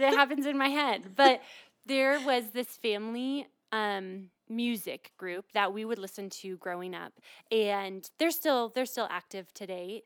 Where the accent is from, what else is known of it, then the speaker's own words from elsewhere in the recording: Midwest, United States; moved away as an adult; now in Colorado, United States; I was born and raised in the Midwest, and I moved out here to explore Colorado